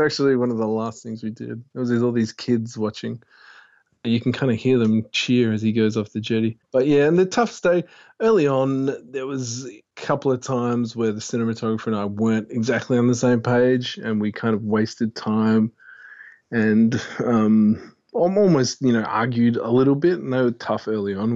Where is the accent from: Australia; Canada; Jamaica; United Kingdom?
Australia; Fremantle, Western Australia; I'm from Freo